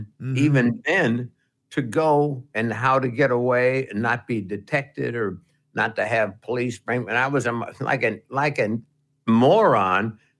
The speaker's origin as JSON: {"language": "English", "region": "New Jersey", "country": "United States", "said": "Well, I'm from New Jersey. And I know I've heard your station, and I could really be good."}